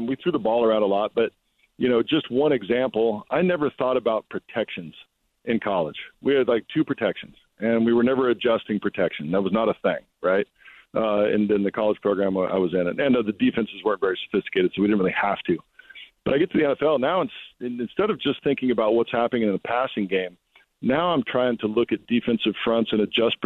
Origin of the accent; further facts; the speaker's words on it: Walla Walla, Washington, United States; I'm from Walla Walla